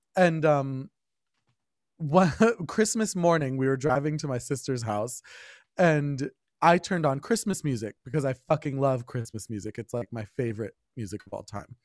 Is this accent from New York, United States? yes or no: no; Berkeley Heights, New Jersey, United States; I grew up in Berkeley Heights, I went to, I went through the schools there